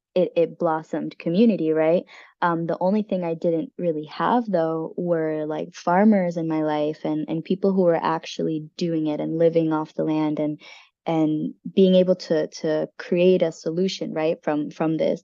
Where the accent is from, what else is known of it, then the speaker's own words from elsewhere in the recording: United States; us as the American people